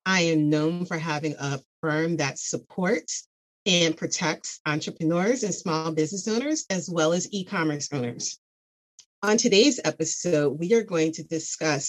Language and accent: English; Cheltenham Township, Pennsylvania, United States; I grew up outside of Philadelphia, Pennsylvania, for those who are familiar, in the Cheltenham Township